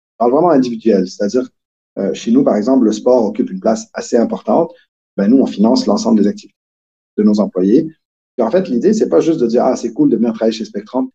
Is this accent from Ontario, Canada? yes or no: no; Quebec, Canada; accent: Québécois; moved away as an adult; now in Switzerland; ça a déjà paru dans mon accent, mais je suis plutôt québécois